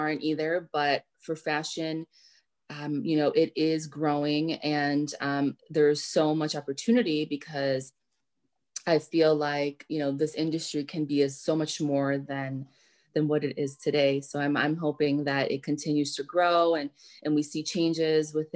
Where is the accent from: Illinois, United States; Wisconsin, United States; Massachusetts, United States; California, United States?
Illinois, United States; Chicago; I'm born and raised in Chicago. So I love my city.